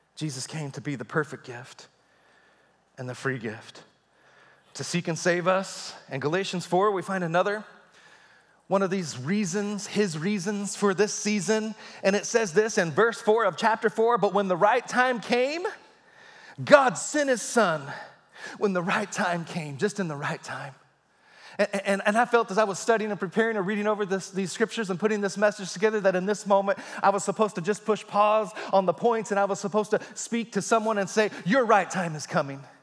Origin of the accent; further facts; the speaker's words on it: Texas, United States; I was a boy growing up in Texas